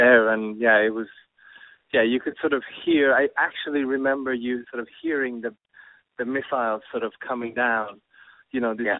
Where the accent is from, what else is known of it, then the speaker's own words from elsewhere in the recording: Tehran, Tehran Province, Iran; born there; I was born in Tehran with my family living there.